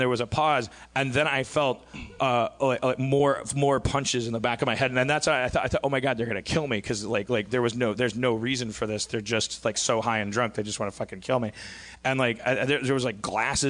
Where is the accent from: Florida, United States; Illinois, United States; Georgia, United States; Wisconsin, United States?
Wisconsin, United States; Brown Deer; moved away; in my hometown of Brown Deer, Wisconsin